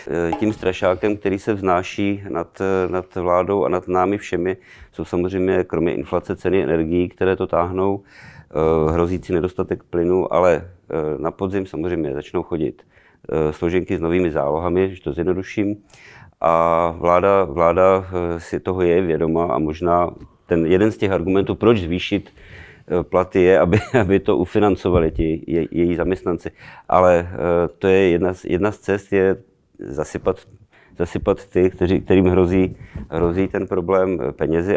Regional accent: Ostrava, Moravian-Silesian Region, Czechia; pocházím z Ostravy

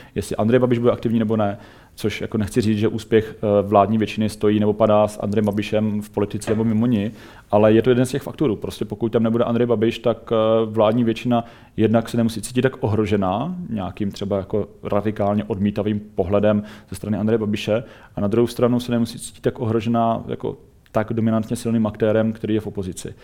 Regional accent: Czechia; my jako Češi

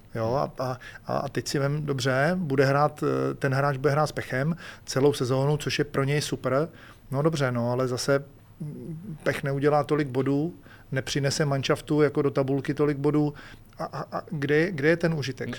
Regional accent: Czechia; u nás v Čechách asi merch není ta věc

